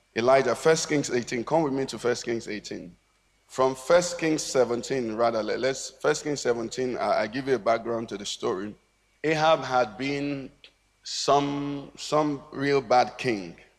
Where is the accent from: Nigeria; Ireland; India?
Nigeria; we grew up in Nigeria